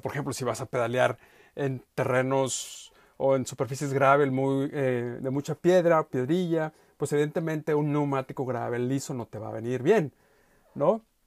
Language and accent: Spanish; Mexico; yo soy mexicano.